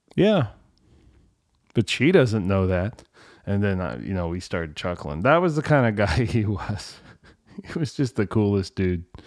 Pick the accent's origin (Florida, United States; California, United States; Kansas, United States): California, United States; I was from California